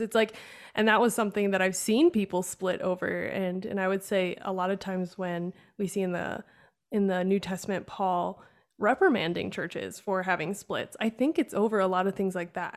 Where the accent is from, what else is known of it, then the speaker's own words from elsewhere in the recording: Wisconsin, United States; growing up in Wisconsin, which is very, uh, German.